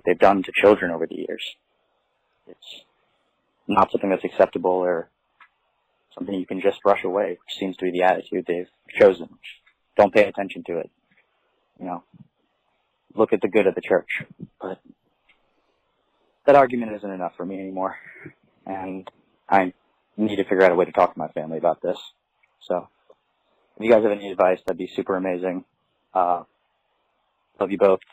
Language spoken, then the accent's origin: English; Baltimore, Maryland, United States; I'm from Baltimore